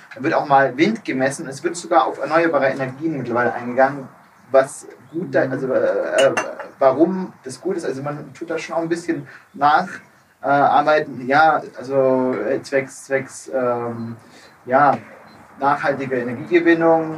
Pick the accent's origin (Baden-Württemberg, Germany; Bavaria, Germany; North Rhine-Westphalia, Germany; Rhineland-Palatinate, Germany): Baden-Württemberg, Germany; Geislingen; now in Munich, Germany; aus meiner alten Heimat auch, mhm. ähm, äh, Geislingen